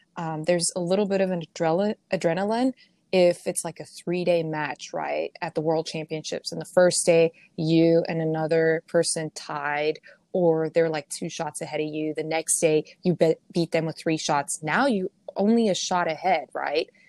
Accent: Pretoria, Gauteng, South Africa; moved away as an adult; also born or lived in Ohio, United States; now in Arizona, United States; I'm from Pretoria, so I'm from the the capital, basically, um, Pretoria, Johannesburg area

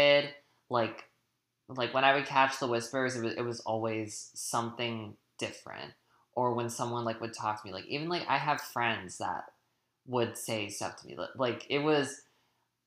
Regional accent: New Hampshire, United States; I grew up I grew up in New Hampshire in a small little town

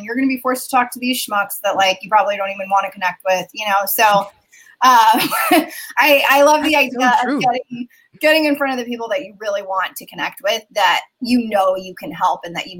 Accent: Turkey; now in United States; Yeah, so I'm a first generation immigrant. I come from Turkey. I have dual citizenship in Turkey. My whole family lives there.

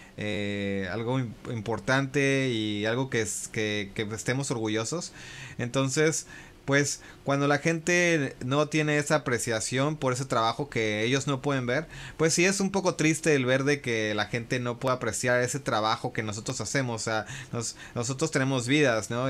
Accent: San Francisco, California, United States; now in Japan; crecí en California, en San Francisco

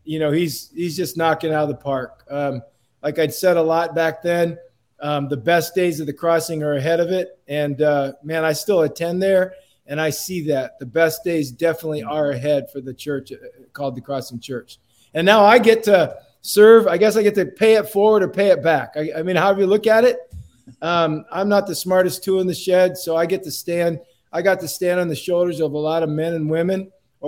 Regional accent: Port Clinton, Ohio, United States; moved away as an adult; also born or lived in Milwaukee, Wisconsin; now in California, United States; I grew up in Northwest Ohio, to be specific, a place called Port Clinton.

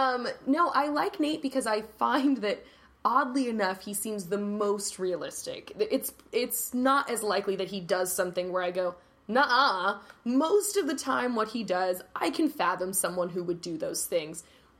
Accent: Los Angeles, California, United States; accent: Valley; I have a Valley accent. That's okay. I'm from the Valley.

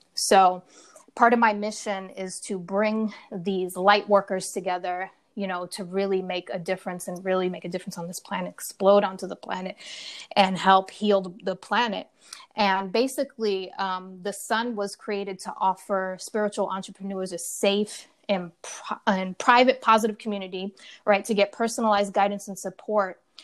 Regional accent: Rhode Island, United States; moved away as an adult; also born or lived in California; I'm originally from um, the East Coast, Rhode Island. So I left Rhode Island, my hometown.

